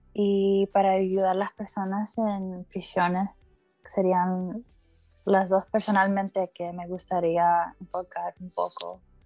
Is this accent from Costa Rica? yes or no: no; Florida, United States; also born or lived in Honduras (parents); nací en la Florida